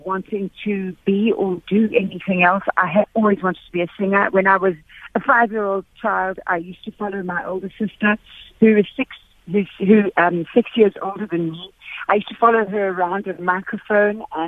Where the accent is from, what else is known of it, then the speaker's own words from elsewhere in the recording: Durban, KwaZulu-Natal, South Africa; I grew up in Natal. I grew up in Durban.